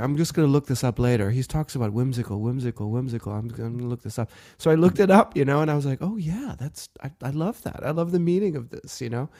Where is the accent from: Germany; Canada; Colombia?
Germany; also born or lived in South Africa; now in United States; And I was still trying to adjust to my new life in America, you know, after growing up in Germany and in Africa and South Africa, you know, like everything was different here